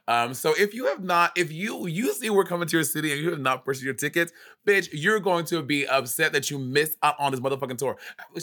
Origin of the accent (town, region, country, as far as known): New York City, New York, United States; born or raised there